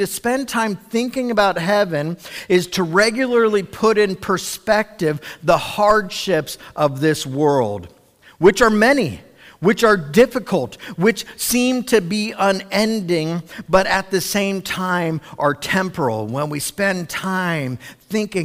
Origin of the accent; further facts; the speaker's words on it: Cincinnati, Ohio, United States; I know when I was like 7 or 8, I grew up in Cincinnati.